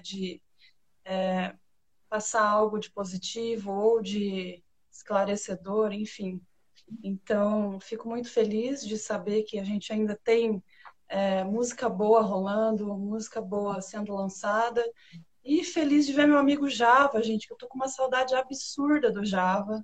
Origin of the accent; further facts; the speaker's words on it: Italy; como boa italiana